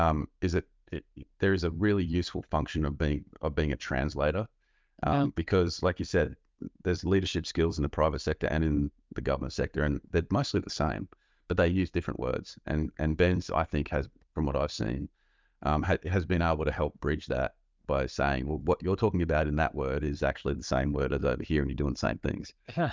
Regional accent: Australia; As an Australian military and intelligence officer, I had very little to do with the private sector

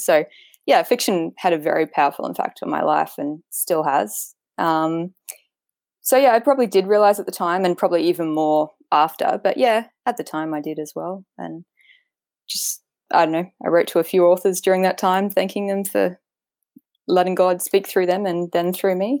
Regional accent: Queensland, Australia; I'm from Queensland, Australia. I've lived my whole life in Australia, um, in Queensland

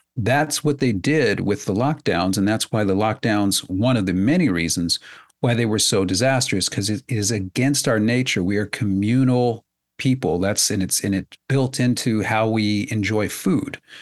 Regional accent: United States; I'm an American

